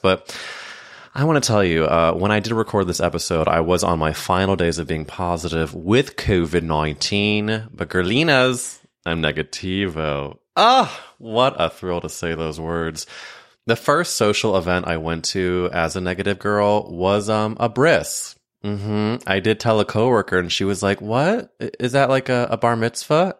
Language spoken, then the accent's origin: English; St. Louis, Missouri, United States; I grew up in Saint Louis, Missouri